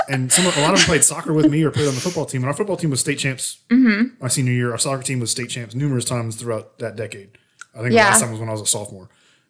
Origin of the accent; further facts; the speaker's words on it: outside of Philadelphia, Pennsylvania, United States; moved away; where I grew up outside of Philly